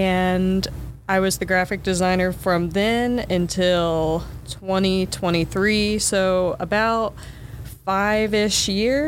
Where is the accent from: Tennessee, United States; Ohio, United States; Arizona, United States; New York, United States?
Ohio, United States; an hour west of Fairborn; I'm not even from Fairborn. I grew up an hour west of Fairborn. I didn't even know this place really existed until I began working here.